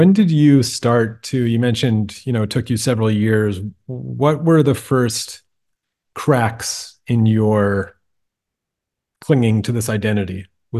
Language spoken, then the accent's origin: English; United States; I'm an American who grew up in a Jewish household